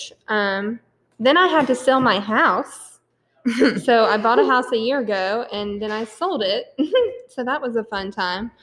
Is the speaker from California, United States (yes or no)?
no; Raleigh, North Carolina, United States; moved away as an adult; now in Georgia, United States; I am from Raleigh, North Carolina.